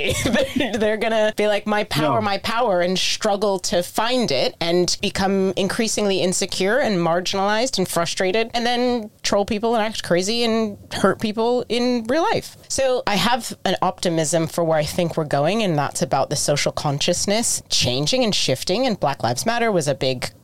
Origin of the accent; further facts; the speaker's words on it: United States; I am American.